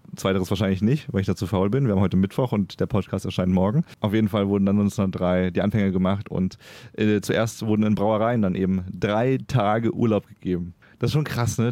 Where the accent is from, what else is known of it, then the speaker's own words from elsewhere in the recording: Germany; now in Cologne, Germany; als Deutscher äh, in Köln wohnend